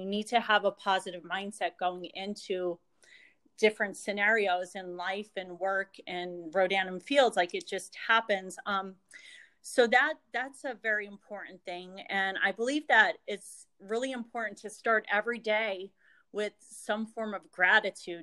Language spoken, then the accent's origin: English; Jenkins Township, Pennsylvania, United States; also born or lived in Philadelphia; I am from Northeast Pennsylvania, a little area called Jenkins Township, which is about two hours north of Philadelphia. And um, I've lived basically in this area my whole life